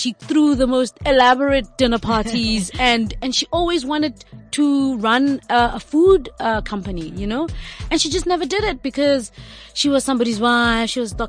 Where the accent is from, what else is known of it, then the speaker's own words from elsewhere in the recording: South Africa; also born or lived in New York; When I left South Africa